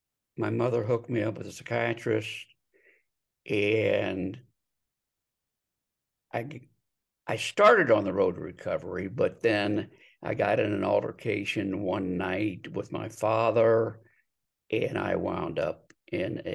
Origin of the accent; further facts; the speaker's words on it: Delaware, Ohio, United States; moved away as an adult; now in Scottsdale, United States; moved from my hometown of Delaware, Ohio to Scottsdale, Arizona